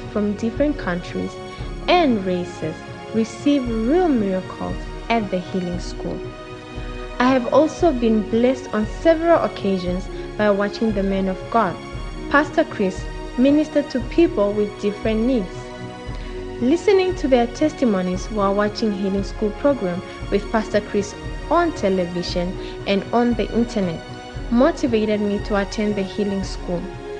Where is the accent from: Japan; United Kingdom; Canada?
United Kingdom; from the United Kingdom.